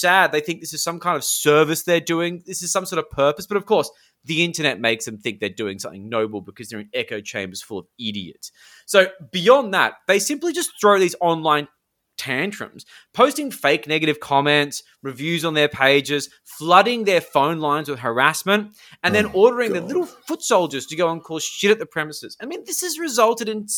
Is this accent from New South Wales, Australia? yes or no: yes; Sydney, New South Wales, Australia; I'm from the Northern Beaches